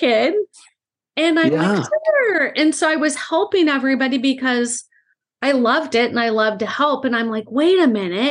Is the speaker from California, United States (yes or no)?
yes; Southern California, United States; I grew up in Southern California. I'm actually five generations from Southern California.